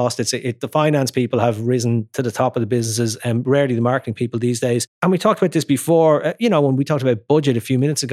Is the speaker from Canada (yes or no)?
no; Ireland